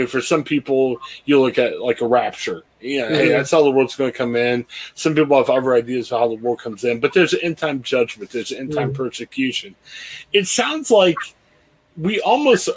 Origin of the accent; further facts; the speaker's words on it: Stark County, Ohio, United States; I grew up in Stark County.